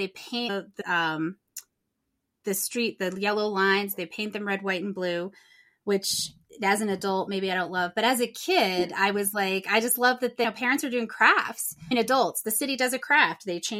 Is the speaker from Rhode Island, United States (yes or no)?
yes; Warwick, Rhode Island, United States; I grew up on Gaspé Point when I was a child in Rhode Island. So the beach was very close to my home when I was young.